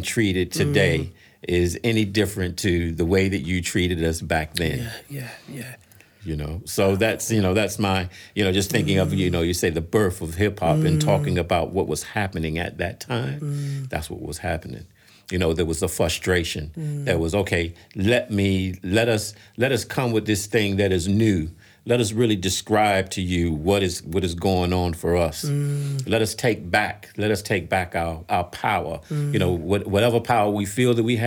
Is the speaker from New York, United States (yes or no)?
yes; New York, United States; growing up in New York